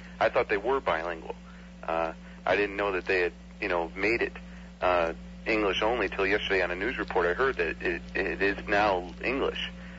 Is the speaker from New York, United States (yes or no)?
yes; Syracuse, New York, United States; moved away; I'm originally from Syracuse. I've been down here for about a year now.